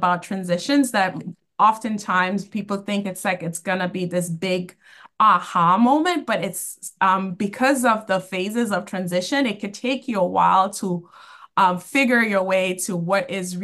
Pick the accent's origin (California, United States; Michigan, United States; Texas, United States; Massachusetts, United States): Massachusetts, United States; Boston; I grew up in Boston, and I've been working in the nonprofit field for 20 years, and all have been within the Boston area